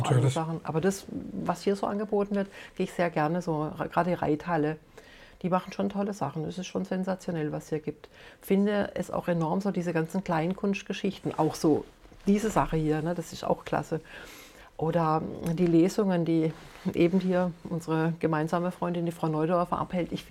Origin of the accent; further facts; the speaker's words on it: Rastatt, Baden-Württemberg, Germany; ich bin in Rastatt aufgewachsen. Ne? Also von daher, wenn ich mir das heute angucke, was da heute angeboten wird